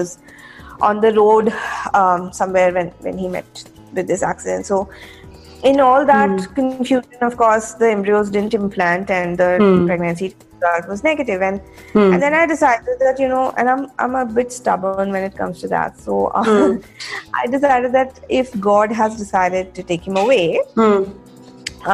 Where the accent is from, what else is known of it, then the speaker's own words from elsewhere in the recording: Jaipur, Rajasthan, India; moved away as an adult; also born or lived in Bangalore; I was from Jaipur, and I got selected into a college in Bangalore.